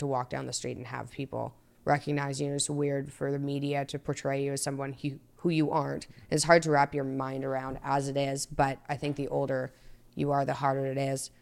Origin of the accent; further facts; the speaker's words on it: Toronto, Ontario, Canada; also born or lived in Montreal, Canada / Boston, United States; at thirteen, I was in Toronto.